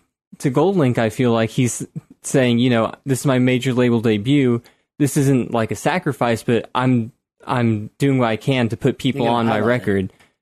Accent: Texas, United States; I'm from Texas, too

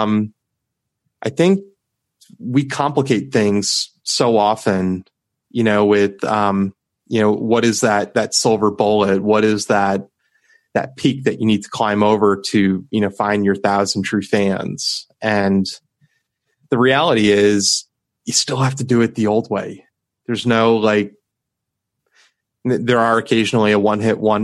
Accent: WOXY, Ohio, United States; my hometown station, WOXY.

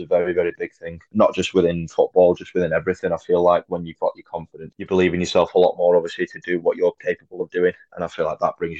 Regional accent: Congleton, North West England, United Kingdom; playing for my hometown, especially with a lot of the lads that I've grown up with.

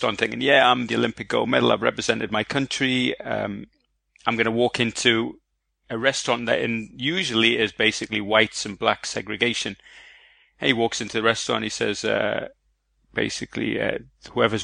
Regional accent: Egypt; now in London, United Kingdom; I'm Egyptian born. So I was born in Egypt. I live in London

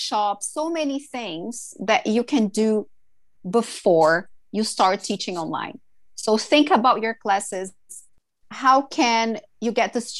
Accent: Brazil; English is a second language; moved away as an adult; now in Vancouver, Canada; I'm from Brazil and Brazilians are very talkative

